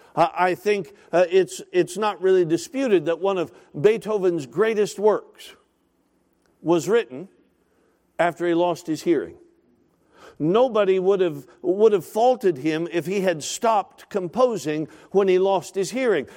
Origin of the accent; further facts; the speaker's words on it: Alaska, United States; now in Woodbridge, United States; I grew up in Alaska, spent all my life in Alaska